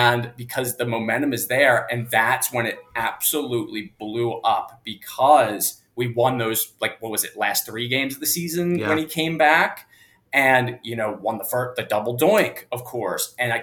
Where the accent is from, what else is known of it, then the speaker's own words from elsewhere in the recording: Wilmington, Delaware, United States; also born or lived in Philadelphia, Pennsylvania; So grew up in Wilmington, Delaware. So really close to Philly. Grew up an Eagles fan naturally